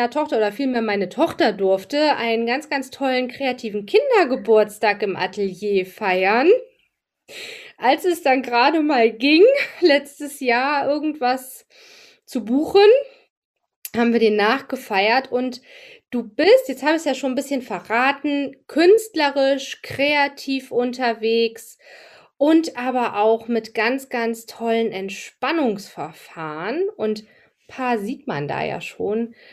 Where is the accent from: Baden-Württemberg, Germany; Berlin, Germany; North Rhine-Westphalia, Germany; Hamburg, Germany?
Hamburg, Germany; Wir sind ja beide aus Hamburg, in Hamburg äh, und machen das trotzdem virtuell.